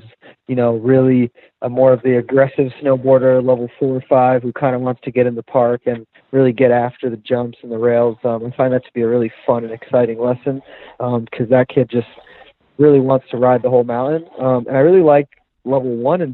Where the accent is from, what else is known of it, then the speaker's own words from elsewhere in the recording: Florida, United States; now in Colorado, United States; I am from Florida, and as you probably know, there's no snow there. So I actually really grew up playing team sports